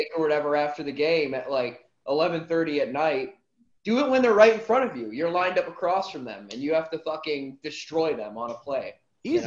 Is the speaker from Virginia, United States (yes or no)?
no; Chicago area, Illinois, United States; I grew up in the Chicago area, outside of Chicago